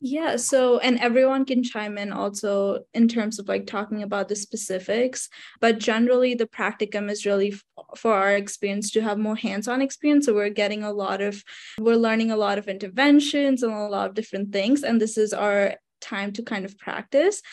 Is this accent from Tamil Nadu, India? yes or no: no; Mumbai, Maharashtra, India; moved away as an adult; now in United States; so I am actually from Mumbai, India. So I was an international student